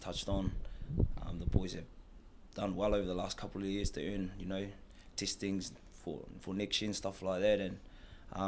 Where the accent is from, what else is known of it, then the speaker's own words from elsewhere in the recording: Rotorua, Bay of Plenty, New Zealand; moved away as an adult; also born or lived in Taranaki; I grew up in Rotorua, went to Rotorua Boys High